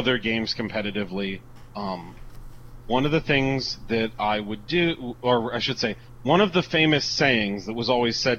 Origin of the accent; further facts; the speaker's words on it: Huntington, Indiana, United States; moved away; my hometown is the same as former Vice President Dan Quayle